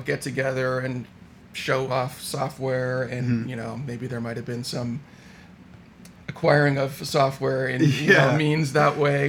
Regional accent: Palo Alto, California, United States; also born or lived in Santa Barbara; I grew up in Palo Alto and lived my entire life in the Bay Area, except for the 4 years when I was in Santa Barbara for college.

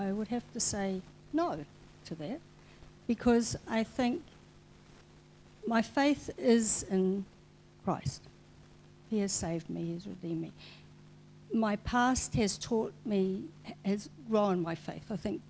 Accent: Brazil; born there; I was born in Brazil.

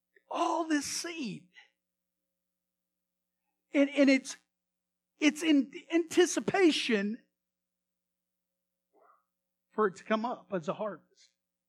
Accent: Texas, United States; anyway, we're ranchers, cowboys. Always love going out of the area, and we're from Texas.

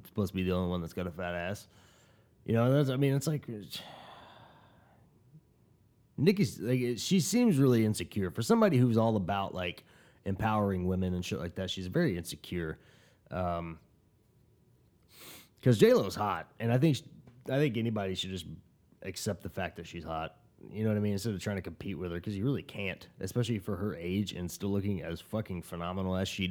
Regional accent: Tulsa, Oklahoma, United States; I'm from Tulsa, Oklahoma

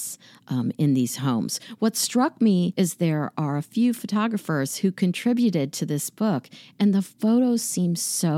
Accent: Kansas City, Missouri, United States; moved away; I'm from Kansas City, and there is this gorgeous boulevard called the Paseo

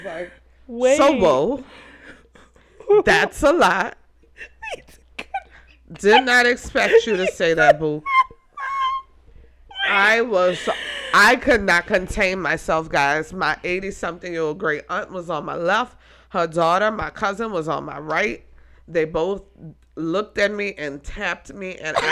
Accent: New Orleans, Louisiana, United States; I'm from New Orleans

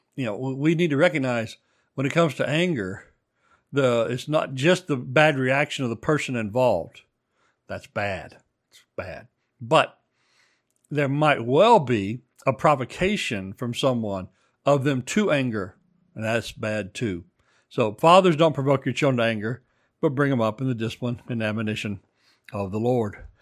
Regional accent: Texas, United States; moved away; I grew up in Texas

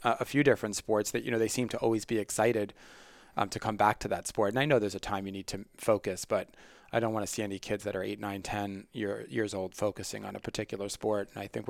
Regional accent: New York, United States; I grew up on Long Island and played football from when I was

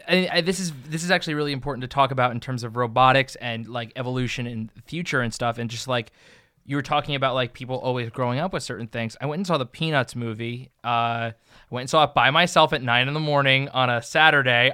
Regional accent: New Jersey, United States; I'm from New Jersey

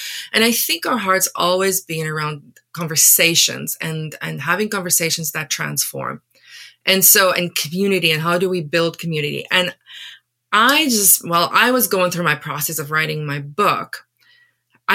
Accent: Paarl, Western Cape, South Africa; first language Afrikaans; English is a second language; moved away as an adult; also born or lived in Taiwan; now in Canada; I was born and raised in South Africa

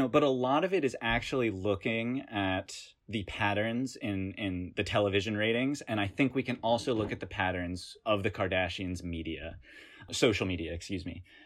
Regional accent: Hickory, North Carolina, United States; moved away as an adult; now in New York, United States; I'm from Hickory, North Carolina. I moved to New York, I guess, when I came to college, and I've lived in New York ever since.

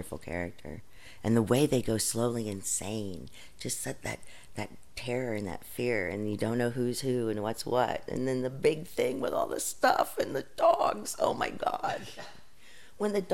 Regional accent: Wilmington, Ohio, United States; in my hometown of Wilmington, Ohio

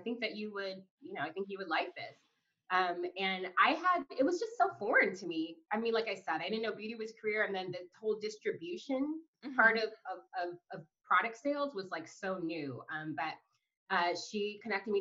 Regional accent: Los Angeles, California, United States; also born or lived in Portland; Born and raised in Los Angeles

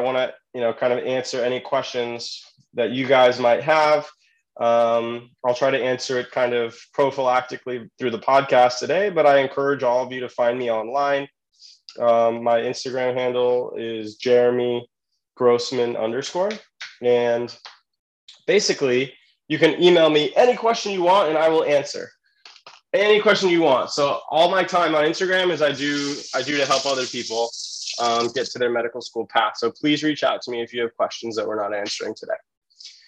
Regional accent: California, United States; I'm from California, and I went to college there

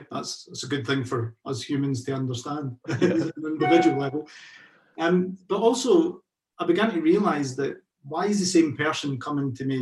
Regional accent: Carluke, Scotland, United Kingdom; moved away as an adult; now in Glasgow, United Kingdom; I'm originally from the South Lanarkshire area. Carluke is my hometown.

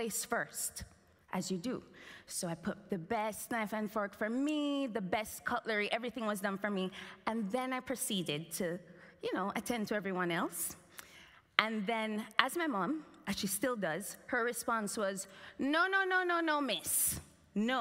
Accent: Jamaica; as a Jamaican child

